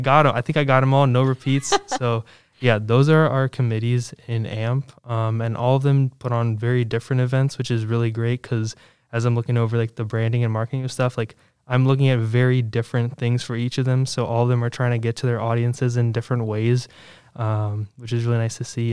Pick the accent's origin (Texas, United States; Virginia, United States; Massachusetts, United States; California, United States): Virginia, United States; Williamsburg; I grew up in the Williamsburg area, like I said, you know, just about 30 minutes away